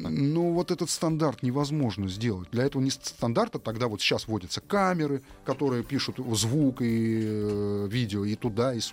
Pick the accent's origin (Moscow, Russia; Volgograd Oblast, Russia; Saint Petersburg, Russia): Moscow, Russia; нормально, мы же все москвичи, да, Москва, Москва.